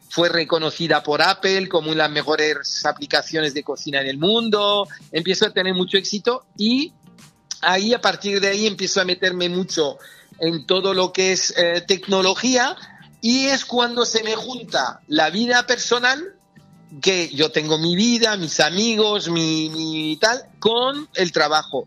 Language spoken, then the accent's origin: Spanish; France; accent: French; moved away as an adult; also born or lived in Extremadura (family); now in Spain; me siento muy español, aunque con una cultura, una cultura francesa por haber nacido allí, estudiado allí, tener mucha gente allí